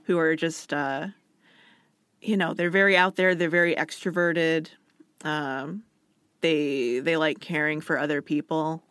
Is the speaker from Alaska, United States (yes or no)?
yes; Alaska, United States; moved away as an adult; also born or lived in Washington; I was from somewhere else. I was from Alaska.